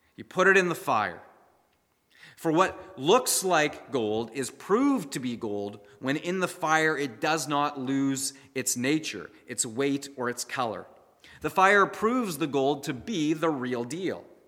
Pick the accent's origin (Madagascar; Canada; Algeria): Canada; we as the Canadian church